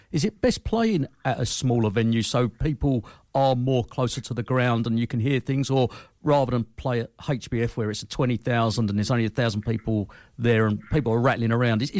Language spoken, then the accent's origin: English; London, United Kingdom; being a Londoner myself